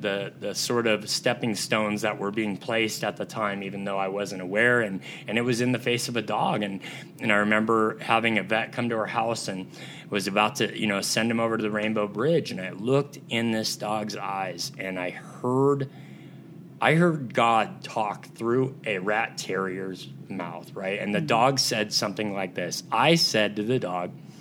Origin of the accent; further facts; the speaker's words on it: Southern California, United States; moved away as an adult; I'm from Southern California